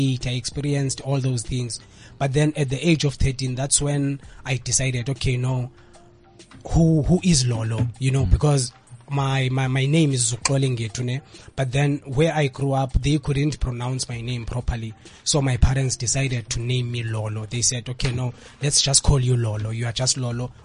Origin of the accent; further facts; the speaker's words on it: King William's Town, Eastern Cape, South Africa; moved away as an adult; now in Johannesburg, South Africa; I am from Eastern Cape, King Williamstown, Ezwelitsha. That's where I was born and raised. But now I'm currently here in Joburg